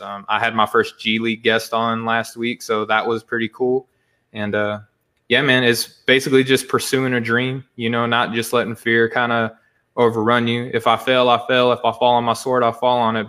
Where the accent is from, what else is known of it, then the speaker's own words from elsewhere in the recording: Arkansas, United States; moved away; I'm sure my accent gives it away. I'm from Arkansas originally